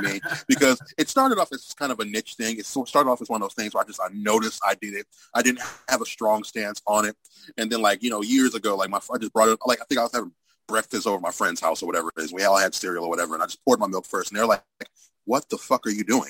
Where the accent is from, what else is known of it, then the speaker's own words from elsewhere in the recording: Cleveland, Ohio, United States; growing up in Cleveland